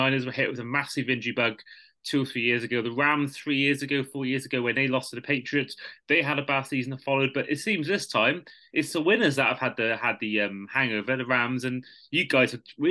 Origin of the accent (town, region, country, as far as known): United Kingdom